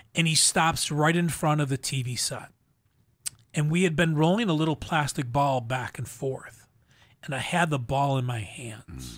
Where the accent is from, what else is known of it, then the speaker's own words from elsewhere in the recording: Buffalo, New York, United States; I grew up in Buffalo, New York